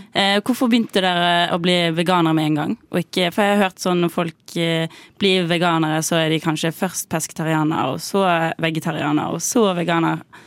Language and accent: Norwegian; Bergen, Vestland, Norway; moved away as an adult; now in Oslo, Norway; Jeg er fra Bergen, 21 år, og nettopp eh, eller nettopp og nettopp, eh, kom til Oslo for et halvt år siden.